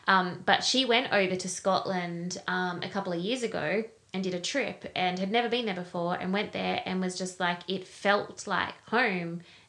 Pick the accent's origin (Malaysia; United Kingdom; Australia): Australia; Not that I don't love Australia. Not that I don't love our beaches and our weather and our beautiful country